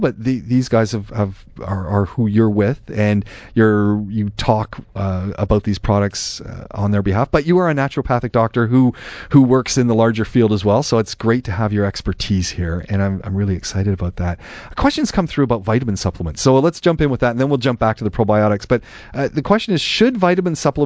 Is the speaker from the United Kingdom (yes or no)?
no; Canada; now in Dubai, United Arab Emirates; that's where we're both from. We're both from Canada